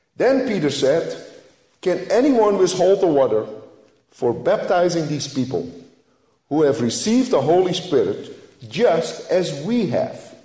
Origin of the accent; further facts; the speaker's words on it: Netherlands; moved away as an adult; now in United States; I grew up in the Dutch Reformed family in Holland.